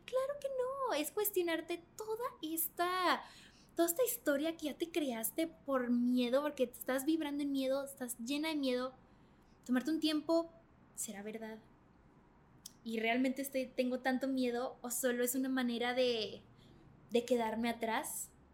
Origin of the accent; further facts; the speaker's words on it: Mexico; yo era la única mexicana